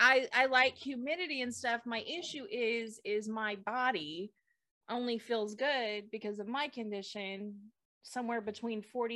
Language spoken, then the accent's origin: English; California, United States; moved away; also born or lived in Gloucester, Massachusetts; I grew up on the Pacific Ocean